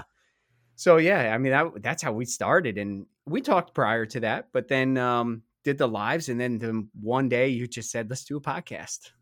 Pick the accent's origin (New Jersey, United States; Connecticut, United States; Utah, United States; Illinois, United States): New Jersey, United States; we're two guys from New Jersey